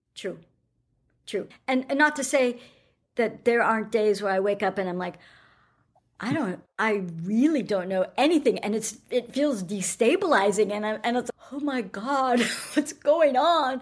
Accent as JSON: {"language": "English", "country": "United States", "moved": "yes", "lives_now": "New Zealand", "said": "being American and living in New Zealand"}